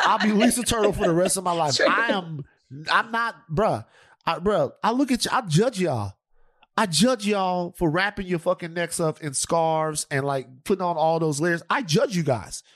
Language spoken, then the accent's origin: English; Louisiana, United States; I'm from Louisiana